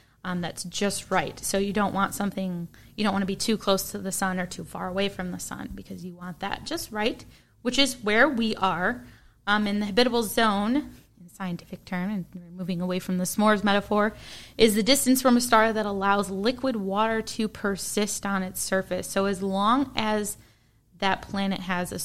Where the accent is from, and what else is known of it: Midwest, United States; accent: Midwestern